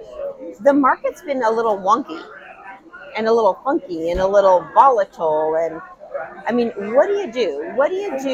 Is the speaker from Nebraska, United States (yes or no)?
yes; La Vista, Nebraska, United States; I grew up in La Vista, Nebraska